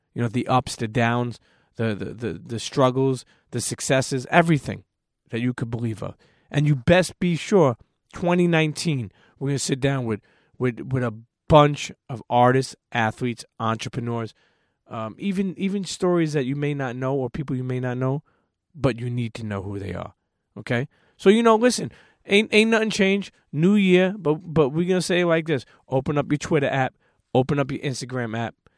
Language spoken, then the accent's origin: English; New York City, New York, United States; where I grew up is New York City